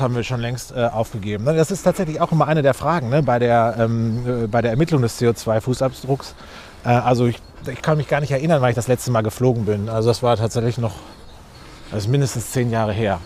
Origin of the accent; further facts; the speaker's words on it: Recklinghausen, North Rhine-Westphalia, Germany; im, im, Stadtgarten von Recklinghausen, meiner Heimatstadt.